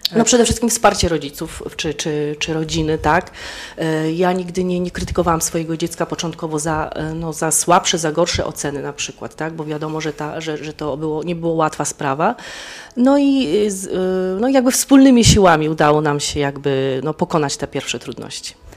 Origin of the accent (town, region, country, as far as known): Poland; moved away as an adult; now in Daugavpils, Latvia